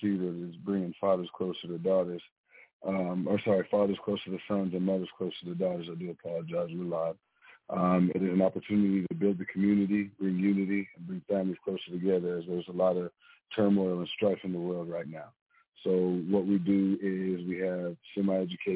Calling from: Texas Panhandle, United States; I'm calling in from the Texas Panhandle

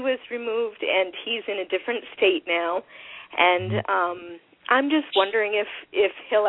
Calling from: New York, United States; I'm calling from New York.

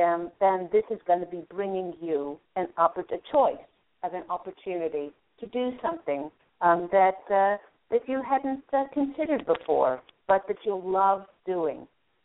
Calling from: California, United States; I'm calling from California, Bay Area.

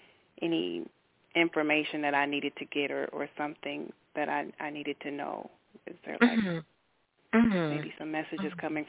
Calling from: Milwaukee, Wisconsin, United States; I'm calling from Milwaukee, Wisconsin.

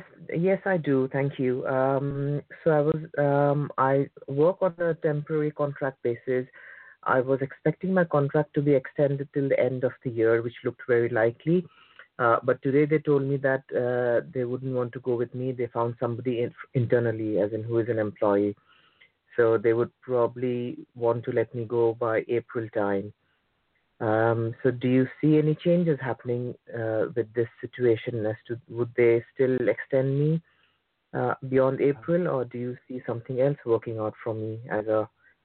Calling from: United Kingdom; I'm calling from the UK.

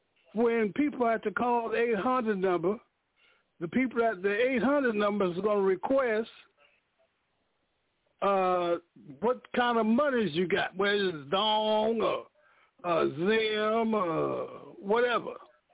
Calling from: Danville, Illinois, United States; I'm calling from Danville, Illinois.

